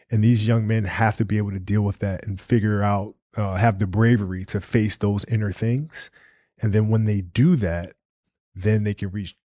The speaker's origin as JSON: {"language": "English", "country": "Italy", "tie": "born or raised there", "said": "Yeah, I played soccer growing up because I grew up in Italy"}